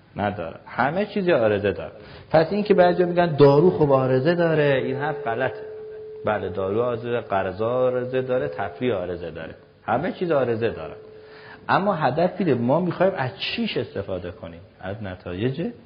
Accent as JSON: {"language": "Persian", "town": "Mashhad", "region": "Razavi Khorasan", "country": "Iran", "said": "منم که مشهدی هستم"}